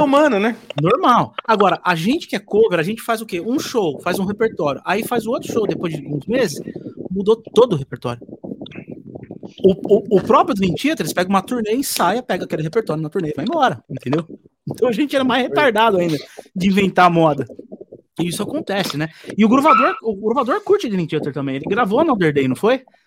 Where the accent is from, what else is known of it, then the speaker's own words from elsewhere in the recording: Osasco, São Paulo, Brazil; Osasco, né? Que é minha terra.